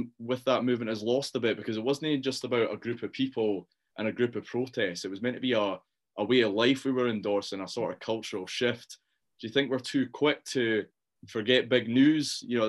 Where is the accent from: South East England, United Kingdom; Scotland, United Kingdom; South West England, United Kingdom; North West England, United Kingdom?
Scotland, United Kingdom; Edinburgh; I grew up in Edinburgh, which I think is a pretty cosmopolitan place.